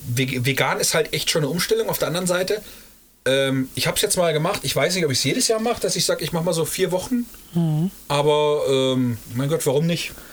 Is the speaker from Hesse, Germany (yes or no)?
yes; Eschwege area, Hesse, Germany; wir kommen aus, dem, aus der Flairstadt